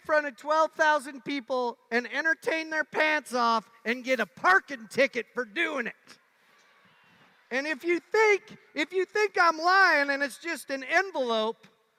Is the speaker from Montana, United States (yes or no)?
yes; Montana, United States; I'm from Montana. The water doesn't thaw much.